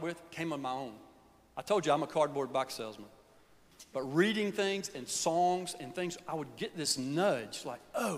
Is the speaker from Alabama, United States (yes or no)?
yes; Birmingham, Alabama, United States; moved away as an adult; now in Nashville, United States; Growing up in Birmingham in the 60s